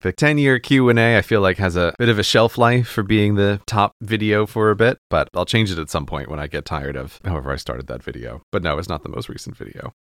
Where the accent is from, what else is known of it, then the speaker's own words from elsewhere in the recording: New York, United States; moved away; My home state of New York